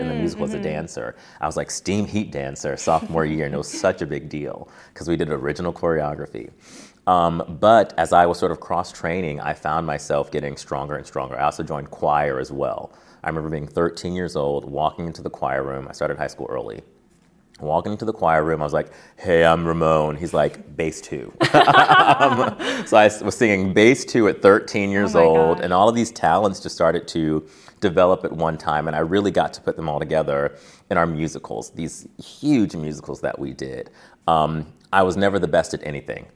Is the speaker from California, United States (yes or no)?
yes; Carson, California, United States; moved away; I grew up in Carson, California, and if you know California, Southern California, Long Beach.